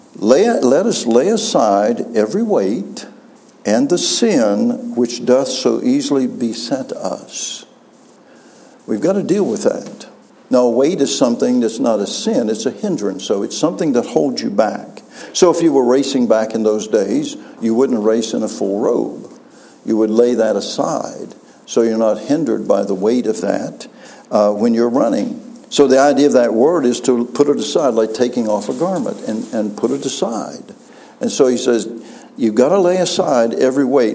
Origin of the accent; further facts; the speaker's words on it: West Virginia, United States; moved away; I'm from West Virginia. And uh, for some reason, the Lord took me back to West Virginia